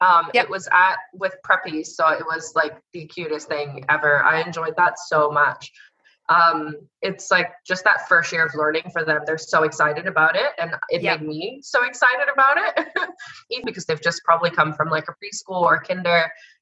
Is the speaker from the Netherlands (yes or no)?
yes; Netherlands; accent: Canadian; now in Australia; No, so I sound Canadian. I'm from the Netherlands.